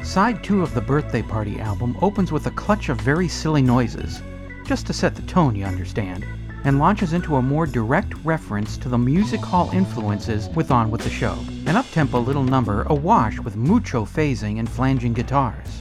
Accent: United States; I was born in America

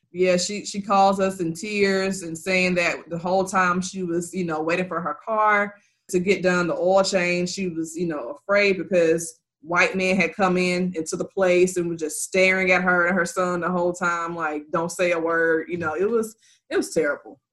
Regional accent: Mississippi, United States; moved away; I'm from Mississippi, and my family, most of my family still lives there

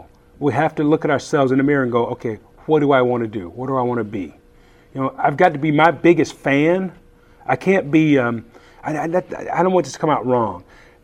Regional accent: the South, United States; also born or lived in San Francisco Bay Area; But my older brothers and sisters can tell you even more interesting stories about growing up in the South. Now, I hope people don't get turned off by that, because I loved where I grew up.

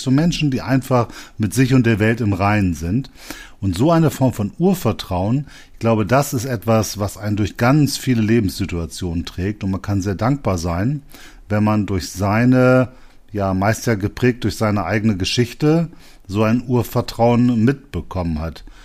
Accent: Bremen, Germany; Ich komme ja aus Bremen

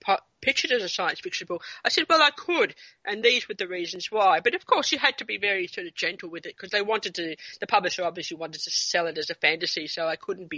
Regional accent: New Zealand; now in Australia; my time growing up in New Zealand

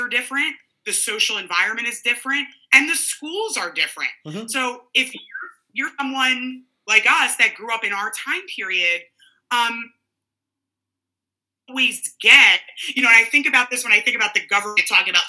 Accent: New Jersey, United States; also born or lived in South Philadelphia, Pennsylvania; I grew up in New Jersey

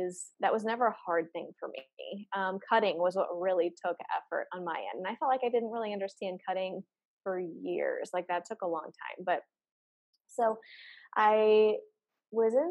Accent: St. Louis, Missouri, United States; I'm from St. Louis, Missouri

